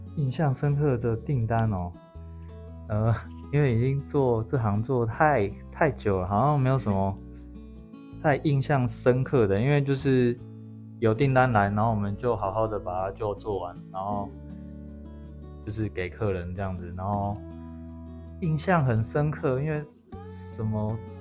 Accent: Sanchong, New Taipei, Taiwan; also born or lived in Xinzhuang; 我从小是在三重长大，可是很靠近新庄，所以我国高中都是念恒义中学

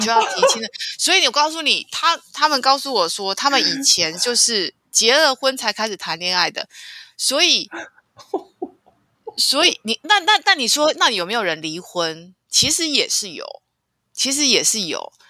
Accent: Taiwan; 我的家乡台湾的山都是绿色的

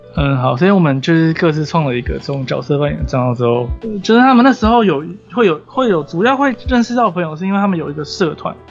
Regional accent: Taiwan; 其实我也不是日本人，我是台湾人

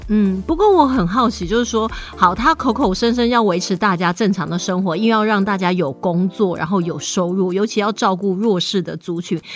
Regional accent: Taiwan; 是让我们台湾人会觉得，啊，不会吧？

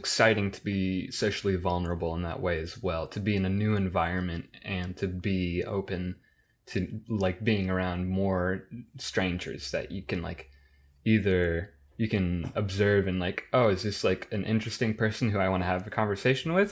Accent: Midwest, United States; as a Midwesterner

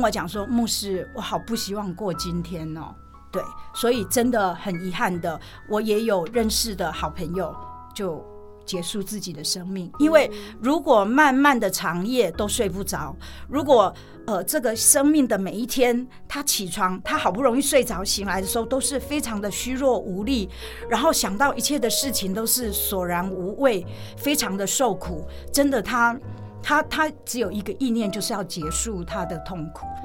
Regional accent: Taiwan; 我们台湾人因为经过很长困苦的历史

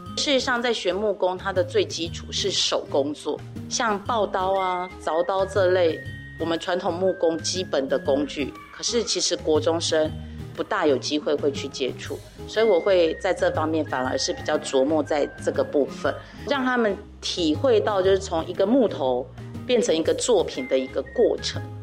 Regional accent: Daxi, Taoyuan, Taiwan; 我们都是土生土长的大溪人，所以我们从小就看到满街都是家具

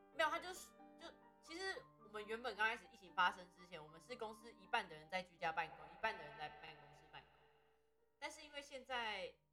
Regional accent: Taiwan; 我们台湾人

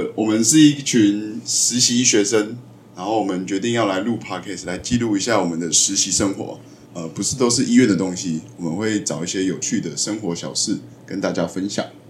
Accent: Taiwan; 我自己也是台湾人，我念的学校就是南部学校

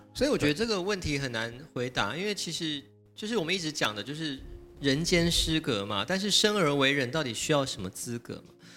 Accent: Taiwan; 我们台湾人民

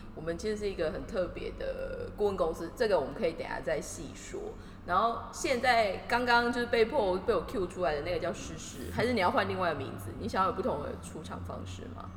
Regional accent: Taiwan; now in Tokyo, Japan; 其实我们两个都在东京， 然后其实我们都是台湾人

